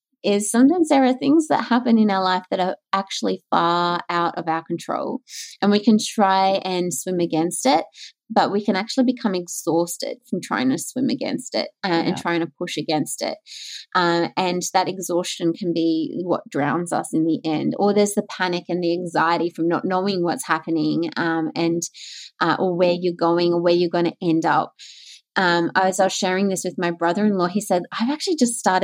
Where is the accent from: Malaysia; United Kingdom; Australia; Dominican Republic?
Australia; Queensland; moved away as an adult; also born or lived in Melbourne; I grew up in Queensland